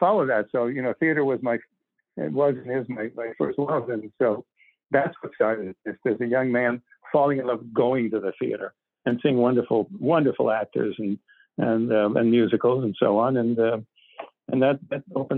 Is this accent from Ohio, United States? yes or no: no; Boston, Massachusetts, United States; I grew up in Boston